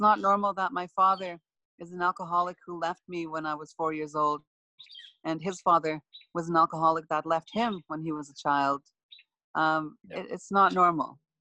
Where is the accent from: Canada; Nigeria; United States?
Canada; Buffalo Narrows, Saskatchewan; my hometown of Buffalo Narrows